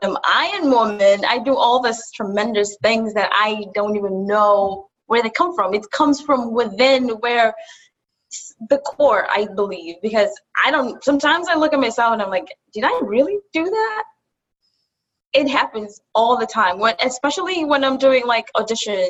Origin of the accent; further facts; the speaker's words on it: Kenya; also born or lived in Buffalo, United States; now in New York City, United States; I'm from Kenya. I moved from Kenya to Buffalo and from Buffalo to New York City. So now I'm based in New York City.